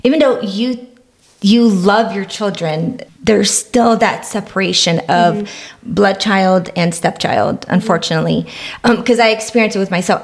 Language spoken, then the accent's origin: English; Romania; now in United States; I was born in Romania.